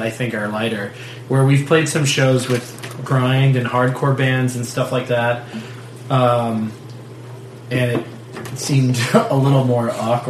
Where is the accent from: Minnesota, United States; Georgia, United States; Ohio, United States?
Ohio, United States; Fremont; now in Tucson, United States; I'm from Fremont.